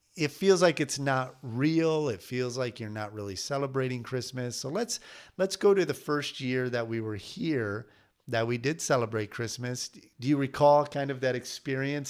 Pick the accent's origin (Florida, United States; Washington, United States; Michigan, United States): Michigan, United States; moved away as an adult; growing up in Michigan